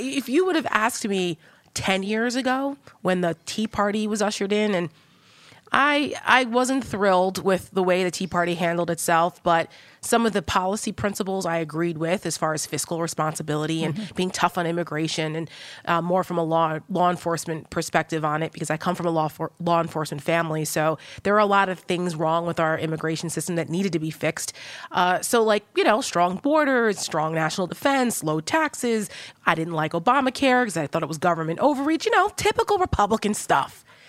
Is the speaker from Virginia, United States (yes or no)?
no; New Jersey, United States; Because I'm from Jersey. I grew right. up, you know, I know Donald Trump, right?